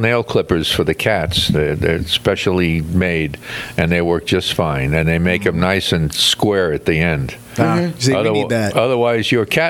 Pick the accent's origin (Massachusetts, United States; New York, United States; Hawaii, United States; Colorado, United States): New York, United States; Brooklyn; I was born in Brooklyn, lived in Brooklyn.